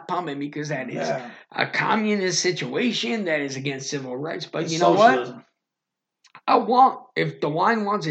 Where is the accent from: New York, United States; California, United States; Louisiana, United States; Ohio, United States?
Ohio, United States; Nordonia; I came from Nordonia